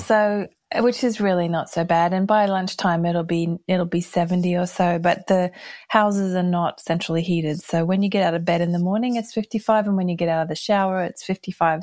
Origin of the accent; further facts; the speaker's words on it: Brisbane, Queensland, Australia; moved away as an adult; also born or lived in United States / United Kingdom; I grew up here in Brisbane, Australia, and we left in nineteen eighty-nine